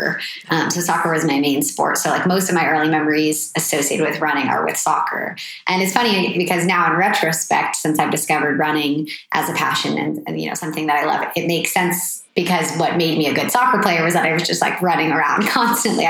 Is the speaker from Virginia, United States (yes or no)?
no; Petaluma, California, United States; also born or lived in Boston; I'm from Petaluma. Yeah. So just like an hour or so north of here